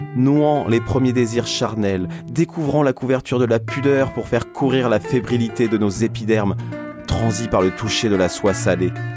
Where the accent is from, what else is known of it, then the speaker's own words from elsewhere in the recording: Portugal; Tumar, c'est une ville près de chez moi au Portugal